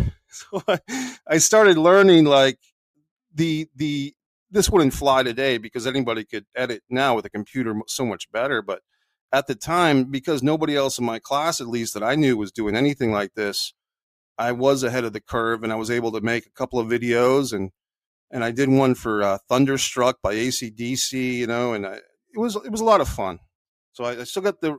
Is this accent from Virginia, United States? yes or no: yes; Burke, Virginia, United States; also born or lived in Arlington, Virginia / Rhode Island; now in Florida, United States; I was born in Arlington, Virginia. I was uh, more or less raised in Burke, Virginia, which is just, you know, 20 minutes away.